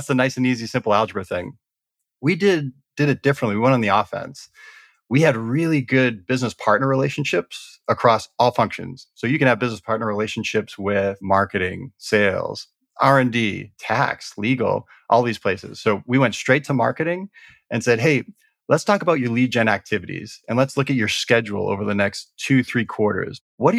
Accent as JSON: {"language": "English", "town": "Boston", "region": "Massachusetts", "country": "United States", "said": "You already covered, I'm from the Boston area."}